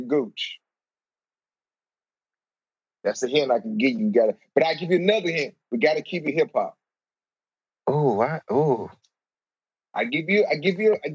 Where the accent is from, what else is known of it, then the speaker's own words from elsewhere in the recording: St. Louis, Missouri, United States; I'm from St. Louis, Missouri